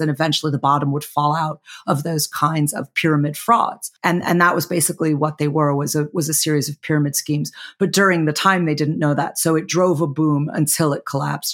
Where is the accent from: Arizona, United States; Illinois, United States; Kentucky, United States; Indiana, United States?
Illinois, United States; Chicago; Chicago, my hometown